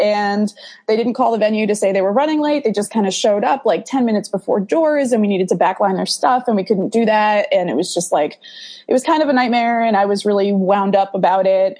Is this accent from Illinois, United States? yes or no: no; Danbury, Connecticut, United States; I'm from Danbury, Connecticut. So we had this teeny little club in our city